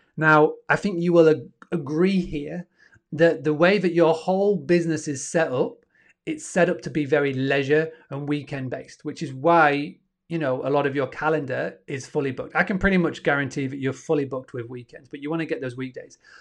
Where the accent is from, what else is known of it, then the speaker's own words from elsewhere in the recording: Yorkshire and the Humber, United Kingdom; up in good old Yorkshire, and I'm from Yorkshire, where the internet's not the best.